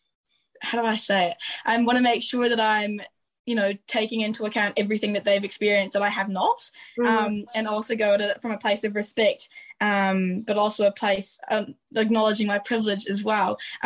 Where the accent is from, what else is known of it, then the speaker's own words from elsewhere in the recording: Ireland; people won't recognise that I'm a migrant until I've told them that I'm Irish, which is also a bit of a weird space to be in.